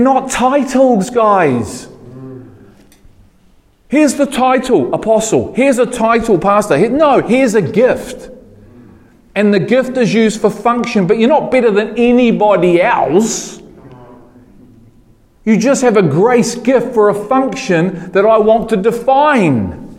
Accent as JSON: {"language": "English", "town": "Liverpool", "region": "North West England", "country": "United Kingdom", "said": "Good on you, I'm a Scouser."}